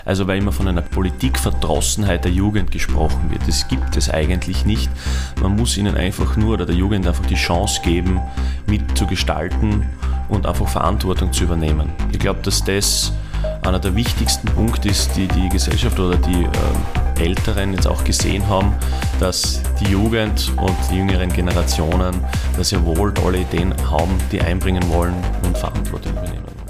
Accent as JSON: {"language": "German", "town": "Unterpremstätten", "region": "Styria", "country": "Austria", "said": "bei uns in Bremstetten"}